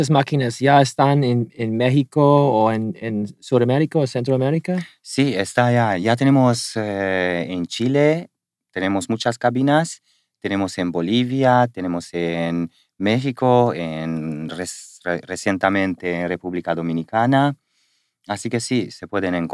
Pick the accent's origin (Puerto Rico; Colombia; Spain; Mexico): Spain; porque lo saben que somos españoles